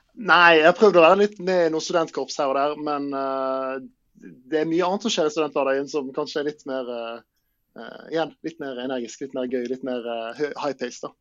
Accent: Bergen, Vestland, Norway; jeg er jo fra Bergen, så det ja. kan være greit å ha liksom sommeren i nærheten av familie og venner

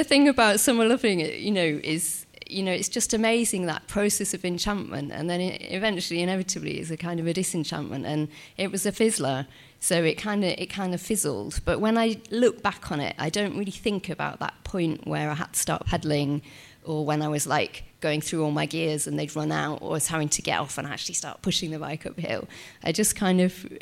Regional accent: Yorkshire and the Humber, United Kingdom; I'm from Yorkshire

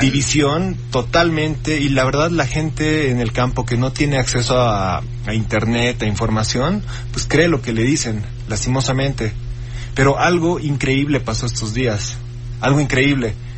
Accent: Bolivia; now in Mexico; como ciudadano boliviano

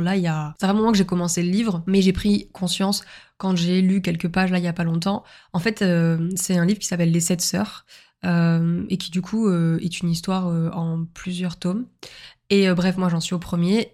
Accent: Montpellier, Occitania, France; moved away as an adult; now in Lille, France; ma ville natale qui est Montpellier

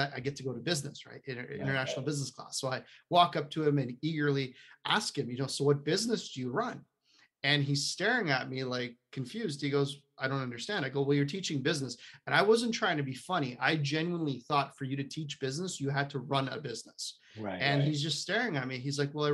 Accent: Poland; moved away; I'm not from around here. I was born in Poland, communist Poland.

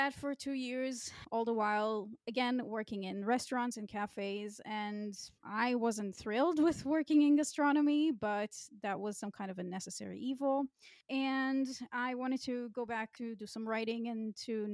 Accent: Israel; moved away as an adult; now in Berlin, Germany; I grew up in Israel

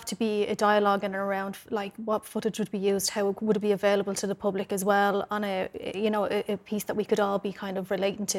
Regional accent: Dublin, Leinster, Ireland; I'm from Cherry Orchard again

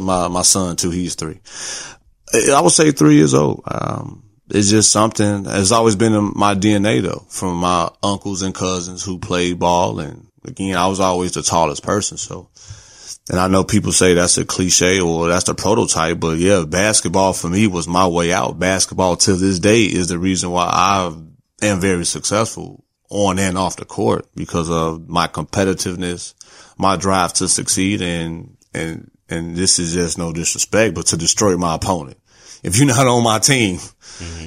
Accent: Gary, Indiana, United States; moved away as an adult; also born or lived in Corpus Christi, Texas; now in Houston, United States; Born and raised in Gary, Indiana, where it's, uh, below zero right now

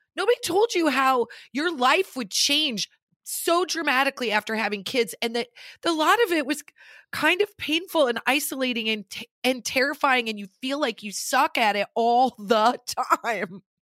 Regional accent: Nebraska, United States; now in Los Angeles, United States; we're both from Nebraska, but we did not meet in Nebraska

